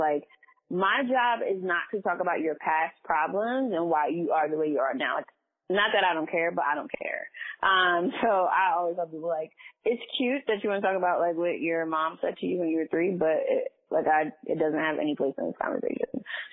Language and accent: English; New York City, New York, United States; also born or lived in Washington, D.C.; So I was born in Far Rockaway in Queens, New York